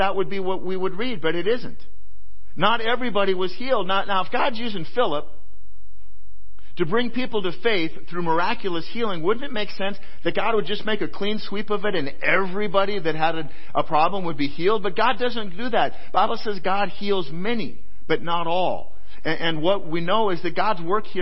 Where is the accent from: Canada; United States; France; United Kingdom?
United States; Iowa; moved away; I was born in Iowa. I dearly love the place